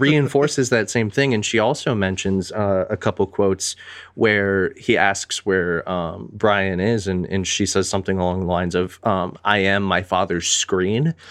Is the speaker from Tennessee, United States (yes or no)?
no; Pittsburgh, Pennsylvania, United States; also born or lived in Metro Detroit, Michigan; now in Michigan, United States; I might live in Michigan. I might claim Metro Detroit area, but I am from Pittsburgh